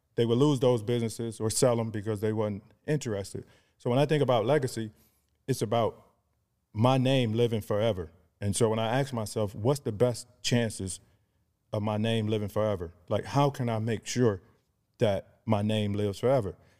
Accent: Cleveland, Ohio, United States; also born or lived in Atlanta; born and raised in Cleveland, Ohio

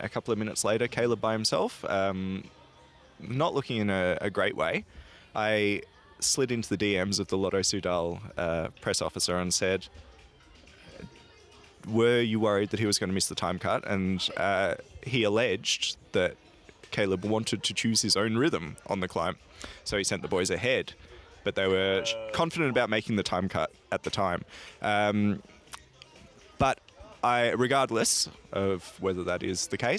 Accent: Australia; I'm an Australian

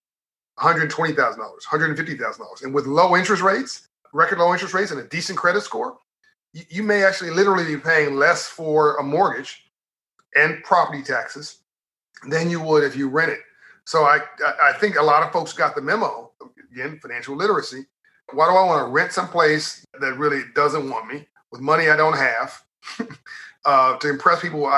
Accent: Compton, California, United States; I'm from Compton, California in South Central LA, homeless for 6 months of my life

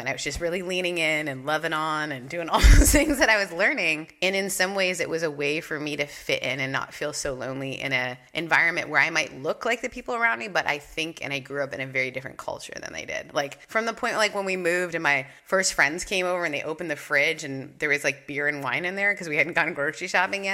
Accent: Canada; moved away; also born or lived in the Southern United States; I grew up in Canada and moved to the South

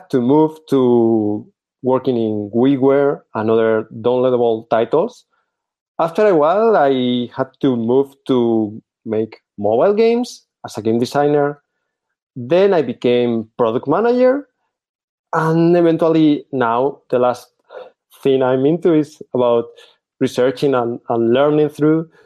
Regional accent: Spain; English is a second language; also born or lived in Barcelona; I'm from Spain, currently living in Barcelona.

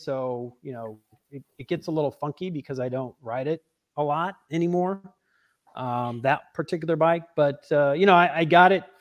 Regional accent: St. Louis, Missouri, United States; also born or lived in Nebraska / Illinois; I was from St. Louis

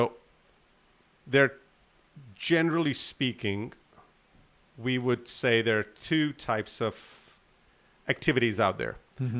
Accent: Atlanta, Georgia, United States; born there; My parents are from Pakistan, and I was born in Atlanta when my father used to teach at Georgia Tech.

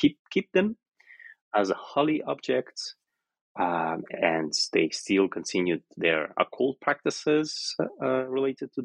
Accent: Omsk, Omsk Oblast, Russia; I was born in Omsk, which is a city in Western Siberia, and I'm the first generation of Siberian Tatars who lived in the city

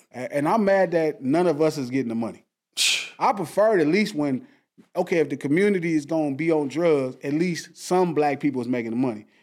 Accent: Compton, California, United States; I grew up in Compton

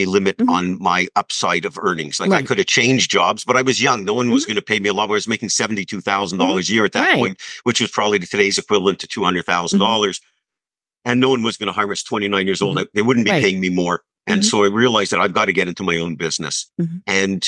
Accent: Montreal, Quebec, Canada; I grew up in Montreal

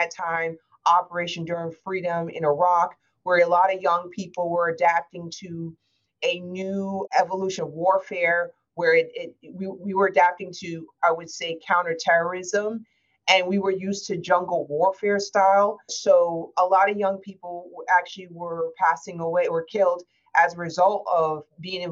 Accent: United States; as an American

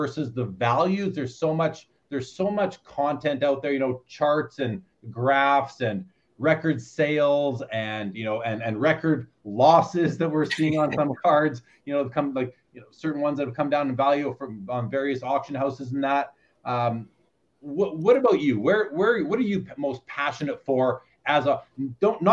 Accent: Winnipeg, Manitoba, Canada; I grew up in Winnipeg

